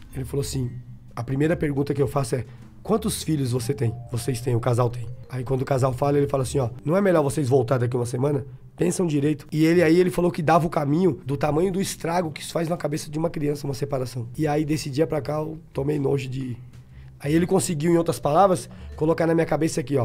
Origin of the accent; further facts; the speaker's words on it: Bahia, Brazil; Eu sou o baiano. É. Não quero ser nada mais do que baiano.